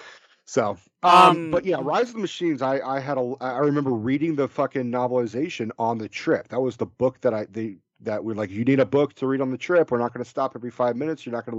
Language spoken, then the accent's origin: English; Bay Area, California, United States; we're from the Bay Area. We're all liberals.